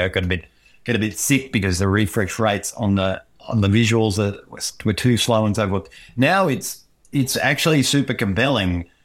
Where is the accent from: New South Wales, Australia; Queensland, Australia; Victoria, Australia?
Queensland, Australia; moved away; I come from Queensland.